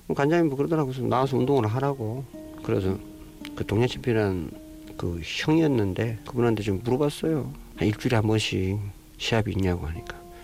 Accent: North Korea; moved away as an adult; now in South Korea; 공산국가에서 태어났지만

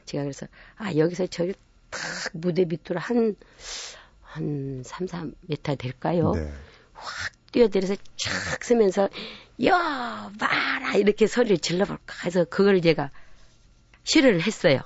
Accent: Namwon, North Jeolla, South Korea; 제가 고향이 남원이기도 하지만

